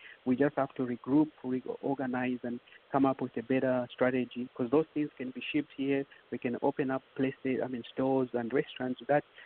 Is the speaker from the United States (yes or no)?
no; Zambia; moved away; the food that we grew up eating in Zambia